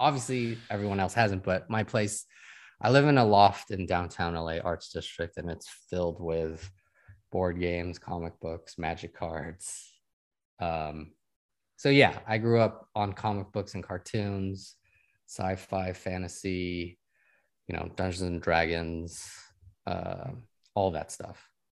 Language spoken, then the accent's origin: English; Sacramento, California, United States; moved away as an adult; also born or lived in Taipei; now in Los Angeles, United States; I was born and raised in Sacramento.